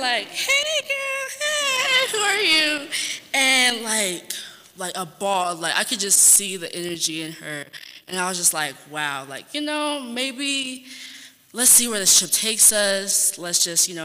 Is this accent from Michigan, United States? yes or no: no; San Antonio, Texas, United States; I'm from Texas, San Antonio to be specific.